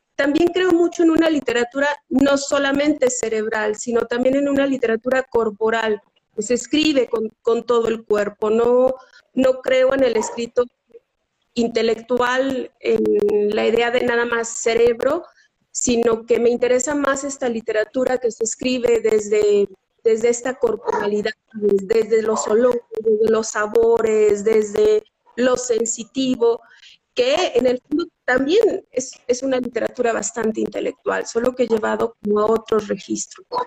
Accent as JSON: {"language": "Spanish", "region": "Zacatecas", "country": "Mexico", "said": "yo soy de Zacatecas"}